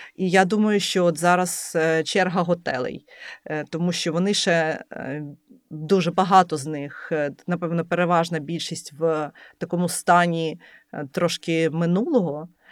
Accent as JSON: {"language": "Ukrainian", "town": "Lviv", "region": "Lviv Oblast", "country": "Ukraine", "tie": "born or raised there", "moved": "as an adult", "lives_now": "Kyiv, Ukraine", "said": "Я народилася у Львові і взагалі ніколи не планувала переїжджати зі Львова."}